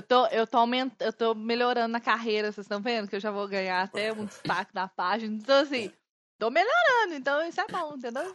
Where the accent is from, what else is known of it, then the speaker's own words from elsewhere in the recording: Minas Gerais, Brazil; accent: mineiro; Eu sotaquezinho mineiro super sensual.